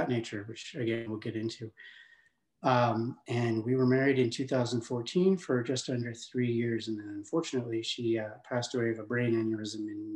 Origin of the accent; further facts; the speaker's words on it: Denver, Colorado, United States; also born or lived in Louisville, Colorado; I grew up in near Denver, Colorado